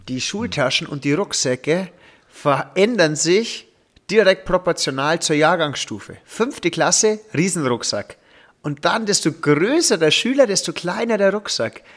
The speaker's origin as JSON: {"language": "German", "area": "Upper Palatinate", "region": "Bavaria", "country": "Germany", "said": "hier als Oberpfälzer"}